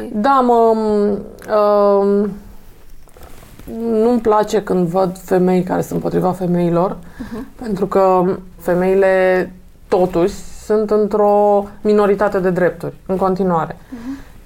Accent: Romania; sunt din România

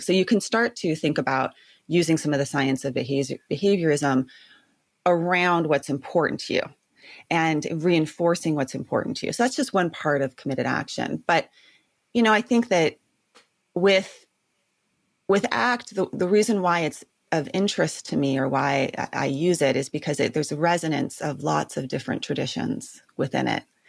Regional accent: Santa Barbara, California, United States; was born and raised in Santa Barbara

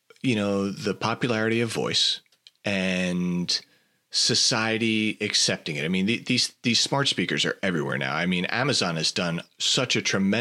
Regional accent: New York City, New York, United States; now in the South, United States; I grew up in New York City area

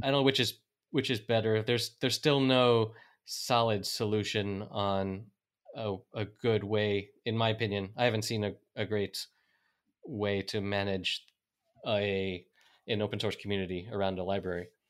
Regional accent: North Carolina, United States; moved away as an adult; now in Spain; I'm an American from North Carolina who has been living in Spain for the past 14 years

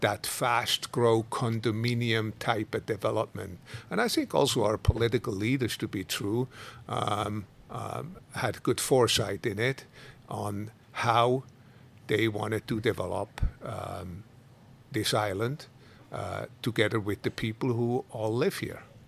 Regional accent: Switzerland; moved away as an adult; also born or lived in Italy; now in Kona, United States; I go often back to Switzerland to visit my dad and my brother, my sister

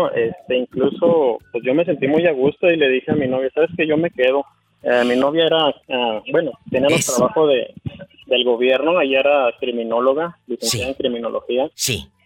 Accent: Chihuahua, Mexico; now in Omaha, United States; Ok, yo soy de, Chihuahua.

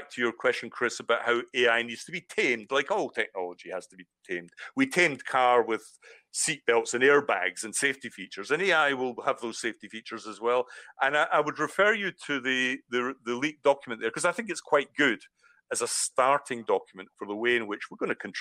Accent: Scotland, United Kingdom; accent: Scottish; now in Brighton, United Kingdom; I suppose the Scottish accent

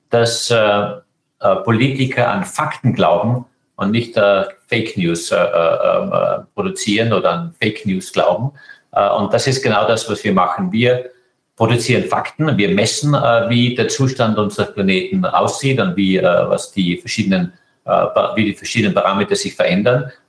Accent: Austria; Österreich ist meine Heimat, mein Herz, meine Seele.

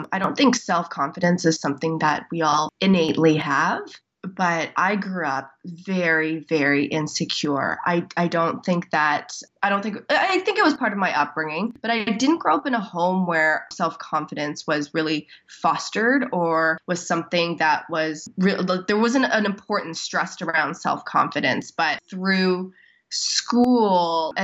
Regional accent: Toronto, Ontario, Canada; born and raised in Toronto

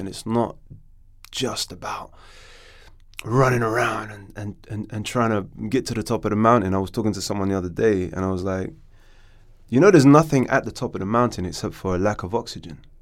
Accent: Morocco; now in London, United Kingdom; I was born in London, and then my dad shipped me out to Morocco

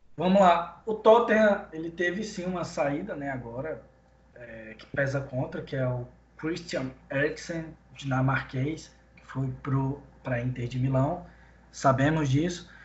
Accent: Pará, Brazil; eu sou do Pará, na Amazônia

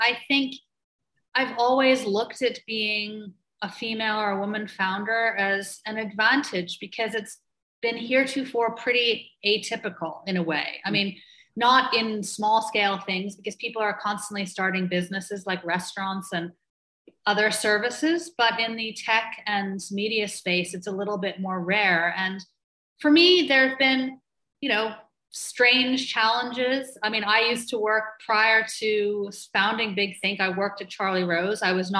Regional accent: Ireland; accent: muddled; also born or lived in Toronto, Canada; So I was actually born in Toronto, but my accent is not Canadian. My mother was Irish, so I grew up also in Ireland, and my dad American. So I have three different passports and a very muddled accent.

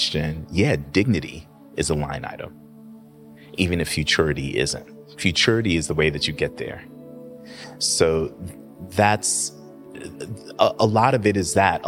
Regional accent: New York City, New York, United States; moved away as an adult; also born or lived in Atlanta / Oakland; now in Washington, D.C., United States; I was born and raised in Queens

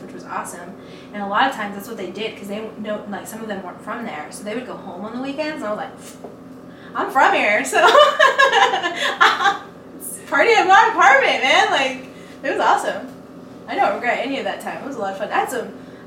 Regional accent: Levelland, Texas, United States; now in Lubbock, United States; I'm from Levelland. I'm from here

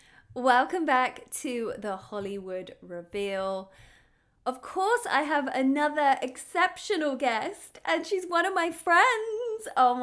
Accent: United Kingdom; now in Los Angeles, United States; I'm a British TV host, actor and comedian living

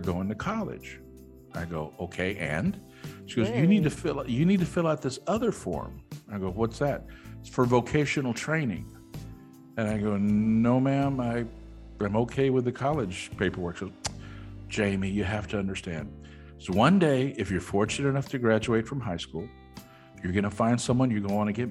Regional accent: Austin, Texas, United States; also born or lived in Mercedes, Texas; Austin was home. So my formative years and everything, I went to school it was in Austin, Texas

